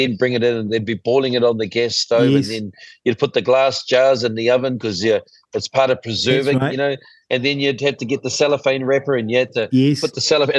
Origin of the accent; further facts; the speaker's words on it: Auckland, New Zealand; when we were growing up in Ponsonby